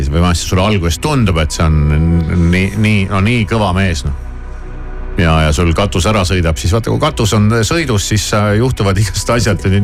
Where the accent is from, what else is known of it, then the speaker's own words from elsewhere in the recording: South Estonia, Estonia; now in Tallinn, Estonia; mind jäetakse Tallinnasse üksi, sest me oleme Lõuna-Eestist pärit